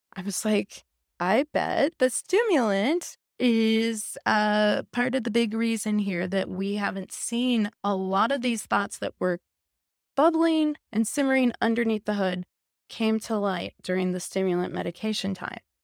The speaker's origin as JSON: {"language": "English", "region": "Midwest", "country": "United States", "tie": "born or raised there", "also_born_or_lived": "Los Angeles, California", "moved": "as an adult", "said": "I grew up here in the Midwest. I lived in L A for many, many years."}